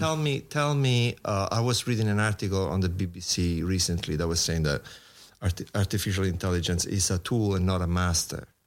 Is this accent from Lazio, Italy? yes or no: yes; Rome, Lazio, Italy; moved away as an adult; now in New York, United States; I come from Rome, Italy, so being a musician in Rome